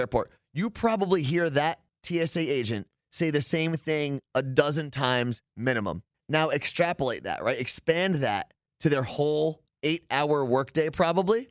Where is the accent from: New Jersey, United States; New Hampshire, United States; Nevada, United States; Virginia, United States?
New Jersey, United States; I'm from New Jersey.